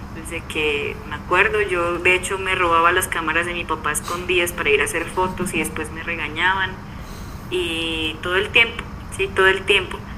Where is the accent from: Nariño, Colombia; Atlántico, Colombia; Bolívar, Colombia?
Nariño, Colombia; Pasto; yo vengo de Pasto